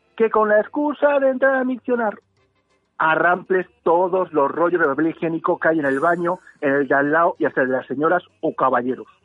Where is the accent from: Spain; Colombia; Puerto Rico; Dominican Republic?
Spain; Yo soy de Reyes Magos, yo soy español.